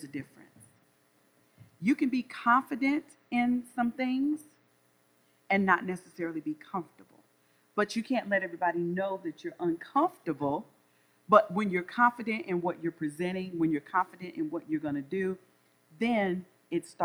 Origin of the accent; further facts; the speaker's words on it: the South, United States; accent: Southern drawl; also born or lived in North Carolina; I'm from the South, so I know I have a Southern drawl